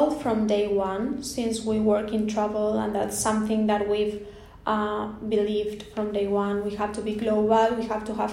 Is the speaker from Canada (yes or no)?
no; Spain; growing up in Spain